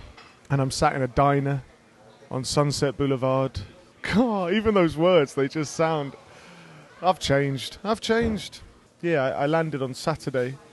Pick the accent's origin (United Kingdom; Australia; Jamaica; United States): United Kingdom; England; I'm just an English dude